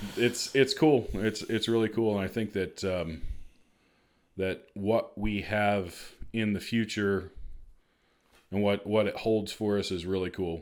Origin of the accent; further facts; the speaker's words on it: Marion, Illinois, United States; also born or lived in Missouri; I'm originally from Marion, so we're both Southern Illinois, born and raised.